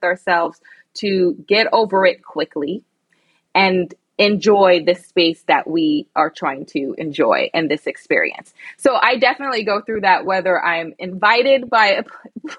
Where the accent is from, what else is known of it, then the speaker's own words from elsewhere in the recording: United States; also born or lived in London; being identified as the American girl.